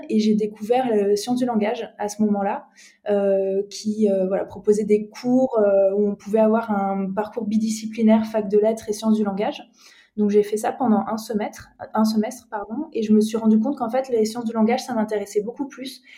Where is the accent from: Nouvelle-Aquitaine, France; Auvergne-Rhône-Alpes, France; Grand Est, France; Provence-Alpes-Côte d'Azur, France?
Grand Est, France; Strasbourg; moved away as an adult; now in Marseille, France; je suis alsacienne de base, je suis née à Strasbourg